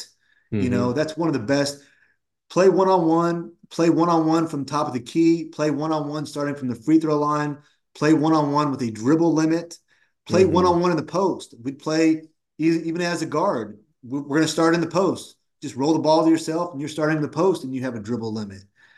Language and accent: English; Woodland, California, United States; I grew up in Woodland, California, which is about 20, 25 minutes from UC Davis